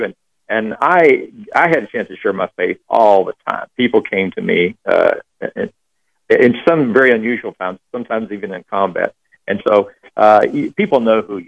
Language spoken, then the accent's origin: English; Texas, United States; now in Austin, United States; I grew up in Texas